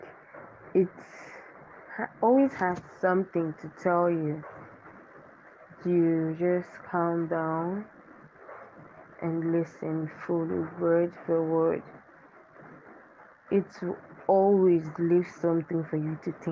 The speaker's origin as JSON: {"language": "English", "region": "Akwa Ibom", "country": "Nigeria", "said": "I'm a Nigerian from Akwa Ibom State."}